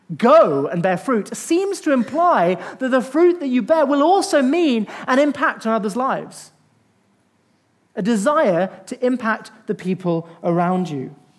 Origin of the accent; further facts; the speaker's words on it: United Kingdom; I'm British